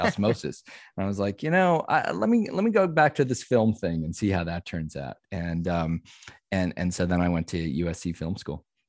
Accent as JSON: {"language": "English", "town": "Omaha", "region": "Nebraska", "country": "United States", "tie": "born or raised there", "also_born_or_lived": "Wisconsin / St. Louis / Washington, D.C.", "moved": "as an adult", "said": "I was born in Wisconsin, but pretty much grew up in Nebraska and Omaha"}